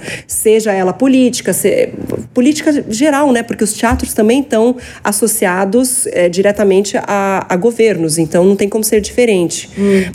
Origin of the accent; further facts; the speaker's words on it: São Paulo, Brazil; Eu sou paulistana.